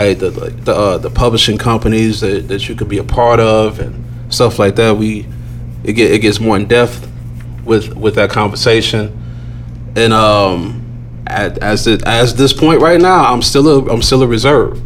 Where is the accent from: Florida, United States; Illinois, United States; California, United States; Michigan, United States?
Illinois, United States; Chicago; I was from Chicago